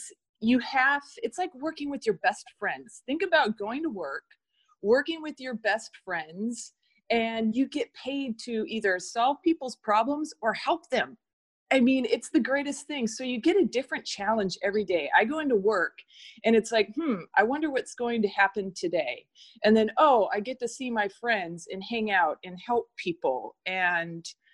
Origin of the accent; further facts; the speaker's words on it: Long Beach, California, United States; moved away as an adult; now in Oregon, United States; I grew up in Long Beach, California